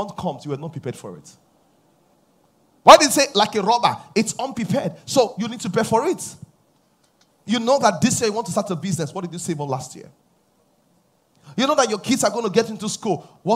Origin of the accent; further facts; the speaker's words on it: Nigeria; I come from Nigeria